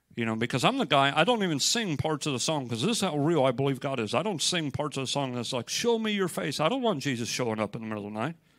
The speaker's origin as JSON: {"language": "English", "country": "United States", "said": "I'm from America"}